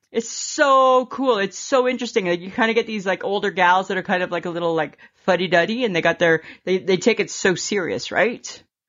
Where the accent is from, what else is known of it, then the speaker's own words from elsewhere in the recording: Stayner, Ontario, Canada; I grew up with in Stainer, Ontario